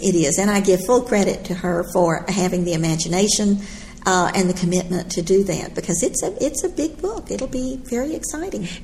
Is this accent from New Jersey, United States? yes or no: no; Texas, United States; I'm from Texas.